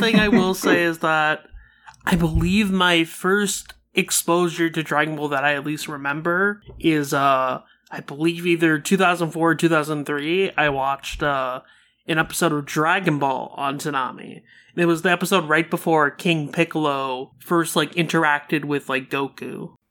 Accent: India; being Indian

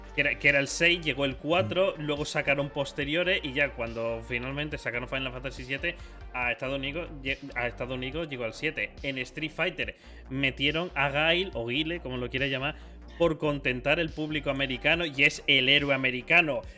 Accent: Spain; nosotros en España

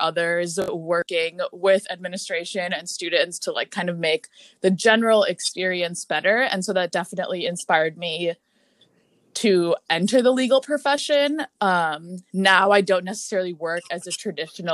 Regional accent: Brookfield, Wisconsin, United States; moved away as an adult; also born or lived in Milwaukee, Wisconsin; now in Washington, D.C., United States; I am from Brookfield, Wisconsin, which is a suburb outside of Milwaukee.

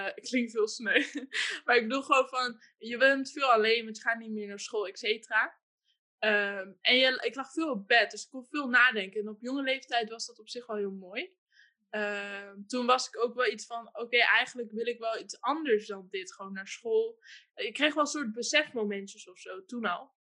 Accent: Hengelo, Overijssel, Netherlands; also born or lived in Amsterdam; Ik ben eh, geboren in Amsterdam. Toen ik drie was, zijn mijn moeder en ik naar Hengelo verhuisd. Ik ben alleen opgegroeid met mijn moeder. Mijn vader heeft besloten om voor de geboorte weg te gaan. Eh, ik ben in Hengelo opgegroeid

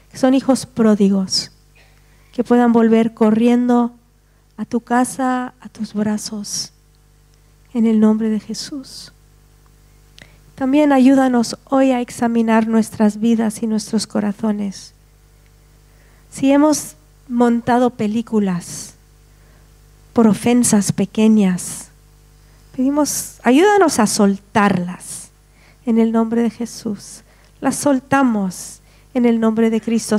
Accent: Spain

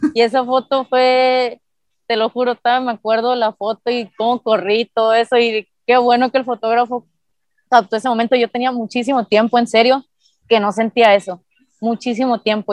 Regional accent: Nogales, Sonora, Mexico; moved away as an adult; also born or lived in Puebla; me fui a estudiar de Nogales

